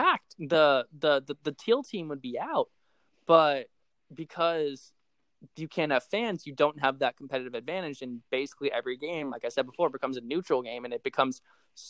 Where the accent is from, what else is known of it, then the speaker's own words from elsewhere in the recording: Nevada, United States; I'm from Nevada